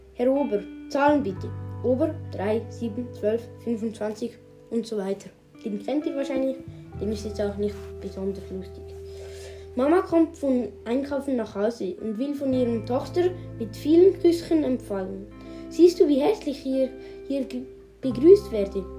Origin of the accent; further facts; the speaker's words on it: Switzerland; Bei uns in der Schweiz